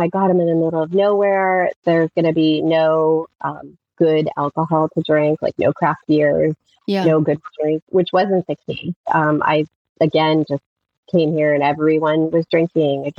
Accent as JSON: {"language": "English", "region": "rural Pennsylvania", "country": "United States", "tie": "born or raised there", "moved": "as an adult", "said": "we actually moved back to my hometown in rural Pennsylvania 5 years ago"}